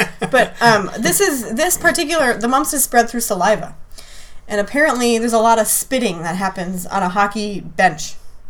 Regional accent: the Great North, Minnesota, United States; I'm from the Great North

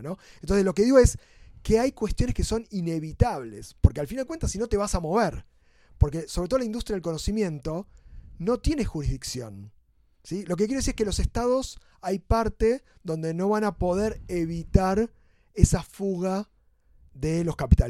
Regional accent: Argentina; como argentinos

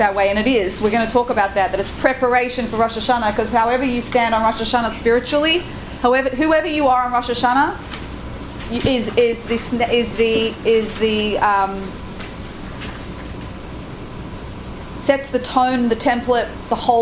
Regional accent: Australia; I'm Australian.

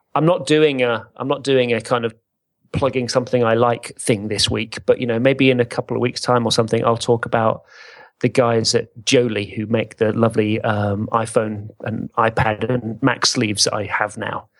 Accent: England, United Kingdom; we're English

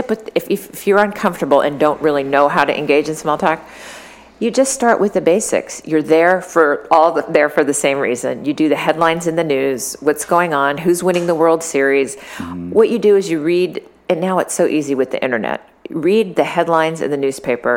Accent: Sacramento, California, United States; I grew up in the Central Valley, Sacramento.

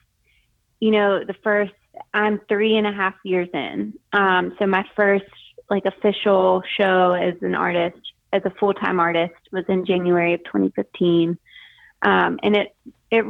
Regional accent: Greenville, South Carolina, United States; also born or lived in Dallas, Texas / Charleston, South Carolina; I am originally from Greenville, South Carolina, which is where I live now.

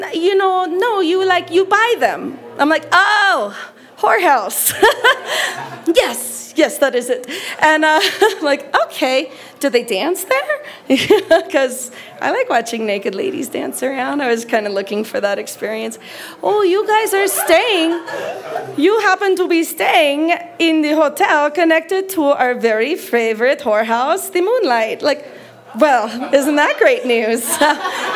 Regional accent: United States; we are from America

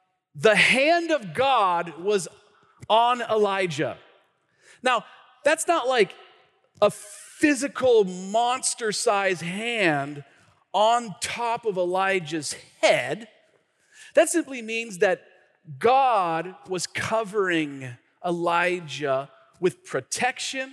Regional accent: Tacoma, Washington, United States; I grew up in the city part of Pierce County, like Hilltop, right? Like North End

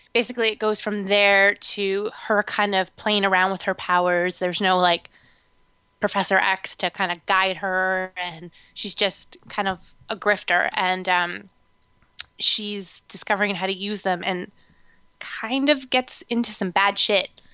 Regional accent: Canada; I'm just Canadian

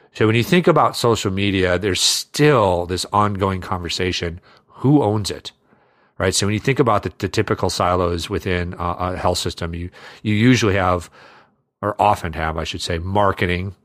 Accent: Iowa, United States; I grew up in Iowa

